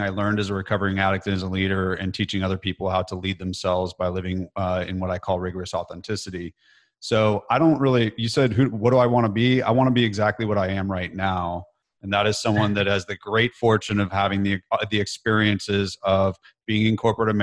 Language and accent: English; California, United States; moved away as an adult; now in Nashville, United States; growing up in California, I just had like an average childhood, middle class